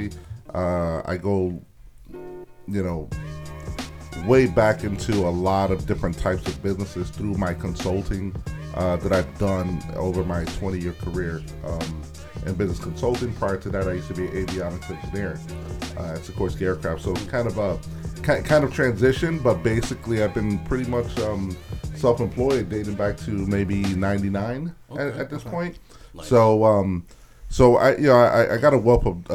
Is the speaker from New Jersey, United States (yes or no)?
no; Bridgeport, Connecticut, United States; also born or lived in Hartford; I moved back to my hometown of Bridgeport back in 2013